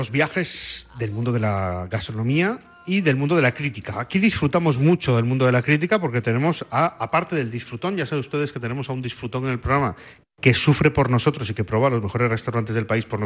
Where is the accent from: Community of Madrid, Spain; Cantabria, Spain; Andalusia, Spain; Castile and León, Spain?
Cantabria, Spain; Santander; Me falta Santander, porque tú has, has viajado mucho a Santander, a mi tierra, has veraneado mucho allí.